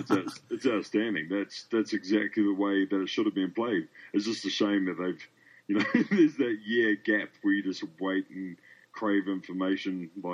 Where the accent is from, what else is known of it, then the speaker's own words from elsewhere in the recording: New Zealand; now in Australia; As I'm from New Zealand and currently living in Australia.